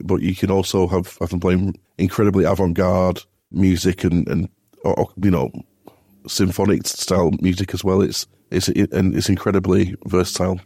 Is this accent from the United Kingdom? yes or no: yes; Bolton, North West England, United Kingdom; I'm, I'm from Bolton originally